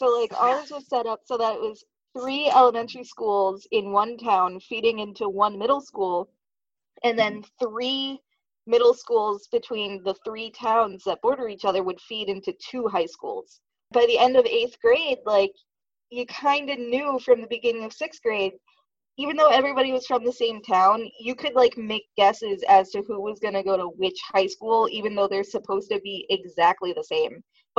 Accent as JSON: {"language": "English", "town": "Oakland", "country": "United States", "said": "I'm from Oakland."}